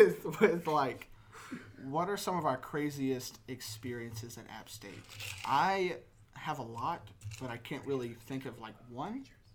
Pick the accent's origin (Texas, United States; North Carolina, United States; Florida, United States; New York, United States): North Carolina, United States; I'm a student at App State. I'm from North Carolina.